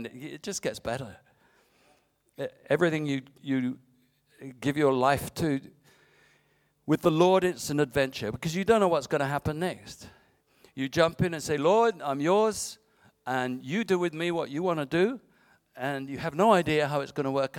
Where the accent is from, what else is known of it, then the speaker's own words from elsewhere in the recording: England, United Kingdom; moved away; I was born and bred on a farm in England and learned to farm